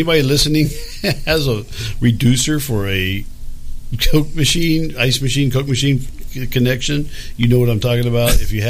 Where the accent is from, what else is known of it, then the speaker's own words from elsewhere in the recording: Texas, United States; I mean, I'm from Texas.